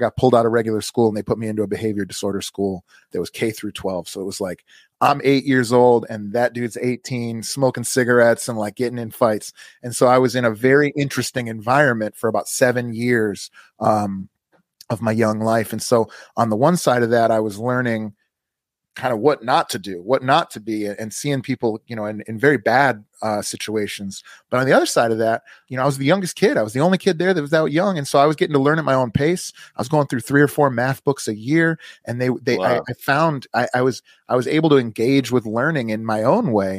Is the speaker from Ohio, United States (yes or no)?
no; suburbs of Chicago, Illinois, United States; moved away as an adult; I'm from outside of Chicago. I spent most of my young life in the suburbs of Chicago and then have lived in Chicago for the last 15 years or so